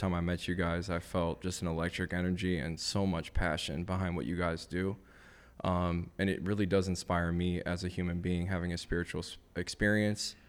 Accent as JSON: {"language": "English", "town": "Madison", "region": "Wisconsin", "country": "United States", "tie": "born or raised there", "said": "I grew up in Madison, Wisconsin, so it's not like California where, like, everybody's a skater"}